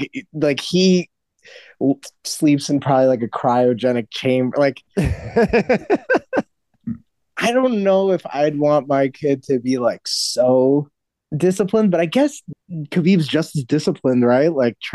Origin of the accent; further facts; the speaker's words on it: United States; as an American